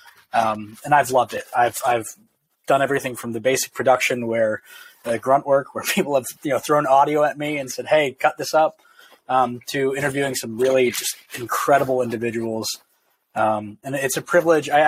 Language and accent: English; New Jersey, United States; moved away as an adult; also born or lived in Pittsburgh, Pennsylvania; now in Oxford, Mississippi, United States; I was born and raised in New Jersey, right outside New York City